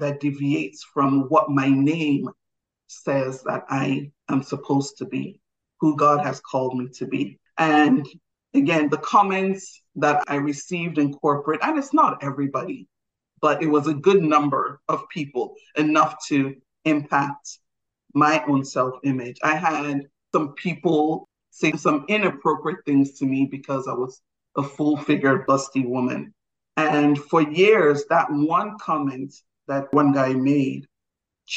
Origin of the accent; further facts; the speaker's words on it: Nigeria; I'm Nigerian